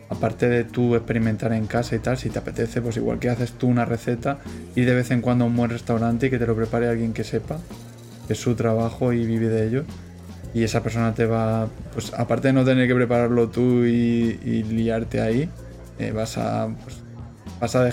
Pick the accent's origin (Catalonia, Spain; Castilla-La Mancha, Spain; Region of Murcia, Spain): Castilla-La Mancha, Spain; Toledo; yo soy de Toledo